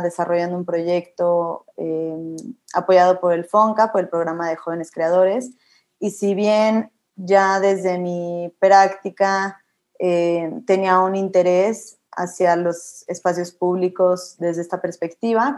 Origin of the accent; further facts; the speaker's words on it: Mexico City, Mexico; also born or lived in Monterrey / Colombia; yo soy de la Ciudad de, México, Estudié en Monterrey y aquí en Ciudad de México y viví un tiempo en Colombia